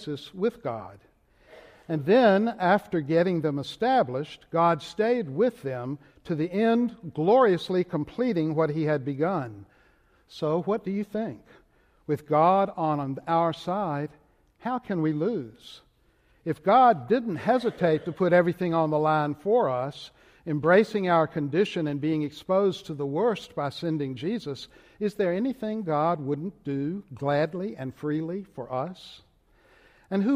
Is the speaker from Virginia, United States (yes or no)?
yes; Richmond, Virginia, United States; accent: Southern Richmond; moved away; my Southern Richmond accent